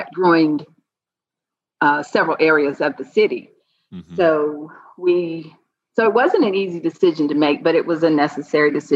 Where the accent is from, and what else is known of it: Georgia, United States; born or raised there; moved away as an adult; also born or lived in New Orleans, Louisiana